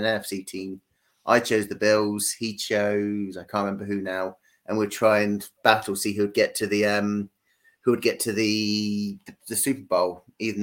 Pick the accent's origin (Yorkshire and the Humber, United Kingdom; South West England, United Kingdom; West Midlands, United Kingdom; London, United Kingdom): London, United Kingdom; now in Poole, United Kingdom; originally I was born actually in London, in the east end of London, but now I live down on the very sunny south coast.